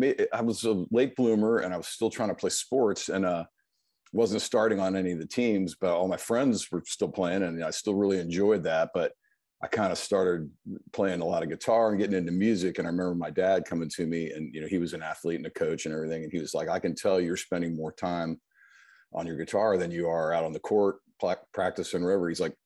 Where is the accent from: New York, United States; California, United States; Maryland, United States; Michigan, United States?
Maryland, United States; Montgomery Village; also born or lived in Silver Spring, Maryland / Bethesda, Maryland / Potomac, Maryland; now in Charleston, United States; we lived in Bethesda until I was about 5 or 6 in Potomac. And then we moved to Montgomery Village and I spent most of my formative years there.